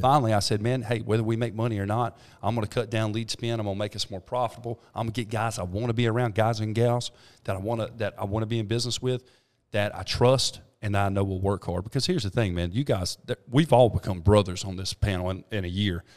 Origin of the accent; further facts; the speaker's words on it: Thomasville, North Carolina, United States; now in Trinity, United States; I'm from Thomasville.